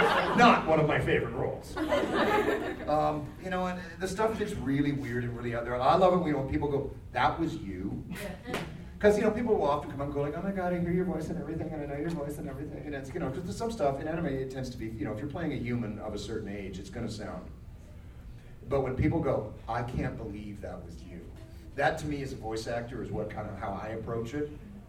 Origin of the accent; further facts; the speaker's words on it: the South, United States; I'm not from this country. I'm from the South. {S13} From the South. {S5} The deep South.